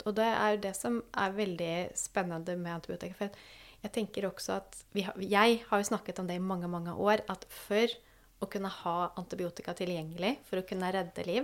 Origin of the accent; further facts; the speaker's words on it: Sweden; now in Norway; Jeg kom jo fra Sverige, så jeg leste så hva som skjedde der òg.